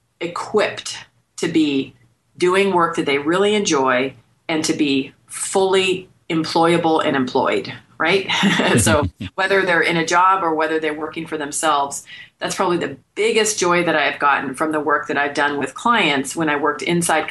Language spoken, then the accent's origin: English; Bay Area, California, United States; moved away as an adult; now in Phoenix, United States; born and raised in California in the Bay Area